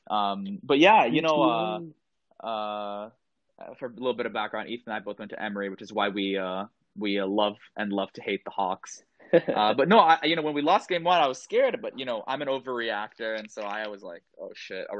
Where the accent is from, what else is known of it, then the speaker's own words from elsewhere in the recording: Jakarta, Indonesia; I was actually born and raised in Jakarta, Indonesia.